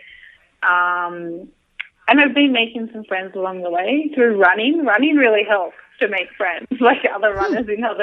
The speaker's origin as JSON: {"language": "English", "town": "Sydney", "region": "New South Wales", "country": "Australia", "tie": "born or raised there", "also_born_or_lived": "New York", "moved": "as an adult", "said": "I'm from Sydney. I grew up there, and then I lived in New York for the past 2.5 years"}